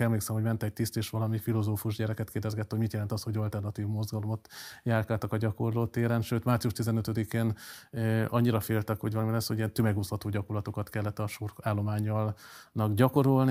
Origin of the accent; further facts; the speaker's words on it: Kecskemét, Bács-Kiskun, Hungary; also born or lived in Szolnok / Veszprém; a Katon József gimnáziumban jártam Kecskeméten, hát én ilyen fél árva katonai gyerekként még lakótelepen nőttem fel